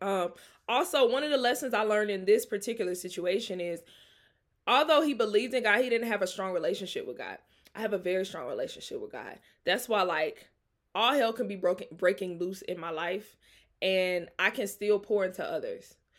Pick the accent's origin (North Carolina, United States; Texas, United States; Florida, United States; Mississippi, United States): Mississippi, United States; Jackson; I'm from Jackson, Mississippi.